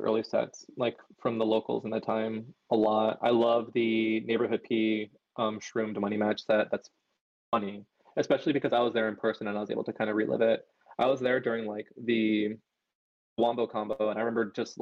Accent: San Diego, California, United States; also born or lived in Los Angeles; I grew up in San Diego. I live here. I have family here.

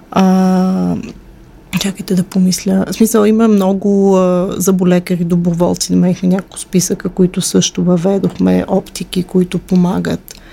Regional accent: Moscow, Russia; born there; Аз съм родена в а, империята на злото. Аз съм родена в Москва.

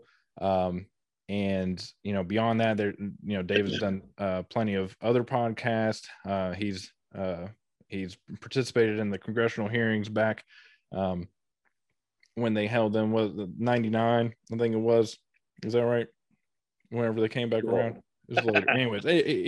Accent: Ohio River Valley, United States; I grew up in the Ohio River Valley

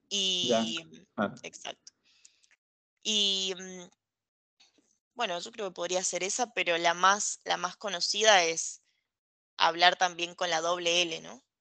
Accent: Argentina; Entonces nosotros como argentinos no queremos sonar, y esto es algo muy común, no queremos sonar con soberbia o no queremos sonar arrogantes

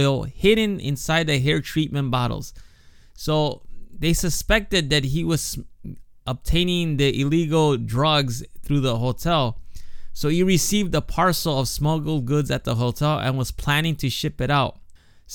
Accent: Chicago, Illinois, United States; now in Japan; growing up in Chicago

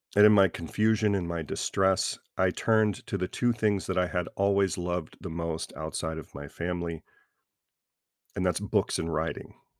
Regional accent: American South, United States; I was raised a Christian in the American South

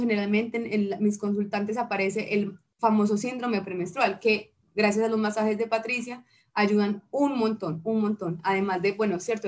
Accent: Bucaramanga, Santander, Colombia; moved away as an adult; also born or lived in Pereira, Colombia; now in Armenia, Colombia; yo soy de Bucaramanga, de Bucaramanga, mano, y llegué a Carmenia mm, hace como unos cinco años

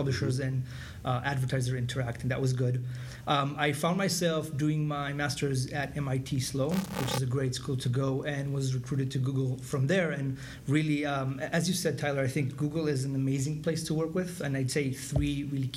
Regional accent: Israel; moved away as an adult; I'm originally from Israel, and it was part of IDF, the military

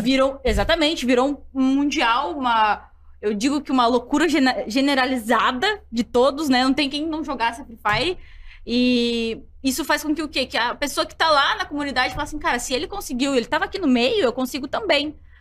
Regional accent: Curitiba, Paraná, Brazil; Eu sou natural de Curitiba

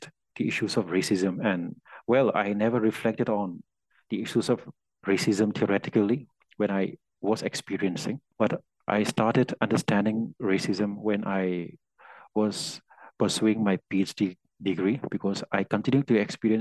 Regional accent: India; also born or lived in Uttar Pradesh; I'm from India

